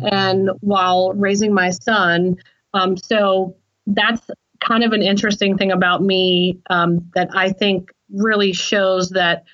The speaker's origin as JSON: {"language": "English", "region": "Southern West Virginia", "country": "United States", "said": "I come from Southern West Virginia, and you know, I come from a very hardworking family"}